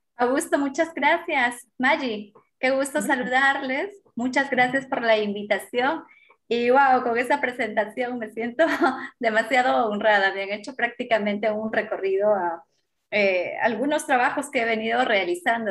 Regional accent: Huancarama, Apurímac, Peru; yo nací en Huancarama, eh, por parte de mamá, mi mamá es quechua hablante, nativa, mm, proviene de campo, de la zona rural y por parte de mi papá eh, la zona urbana. Entonces como que me crié en ambos espacios.

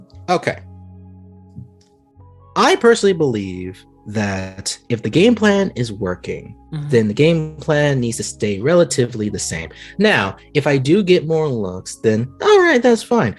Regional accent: Prattville, Alabama, United States; I am from the South. I am in Prattville, which is a town in Alabama

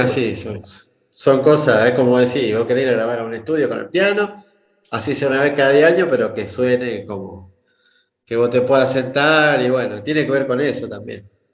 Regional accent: Argentina; moved away; also born or lived in Rosario / Brazil; yo soy del interior de Argentina

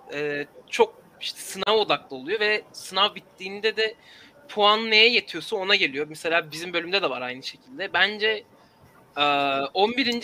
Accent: Istanbul, Turkey; aile evinde kalıyorum şu an İstanbul'da. Yani buranın yerlisiyim e, doğduğumdan beri.

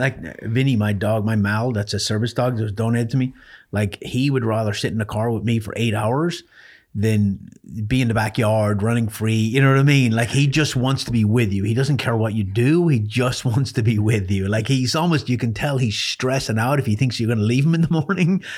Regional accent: Ireland; I grew up in Ireland

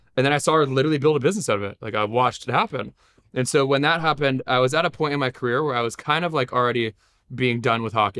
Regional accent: Los Angeles, California, United States; I was born in Los Angeles

